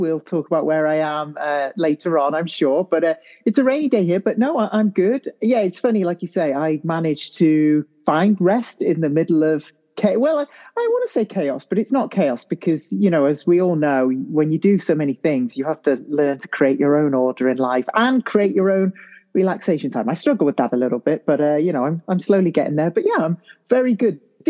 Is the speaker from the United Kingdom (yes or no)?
yes; St Asaph, Wales, United Kingdom; moved away as an adult; also born or lived in Chester; now in Japan; I'm from Wales, British Welsh, you know, whichever way you want to fill it in. Yeah, very proud of that. I come from quite into the North Wales countryside, to be honest. It is a city, the lovely city of St Asaph, with only 3,000 people.